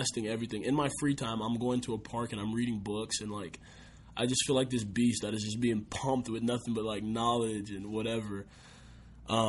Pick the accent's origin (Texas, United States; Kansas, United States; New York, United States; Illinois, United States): Texas, United States; Austin; also born or lived in San Antonio, Texas; it's in my hometown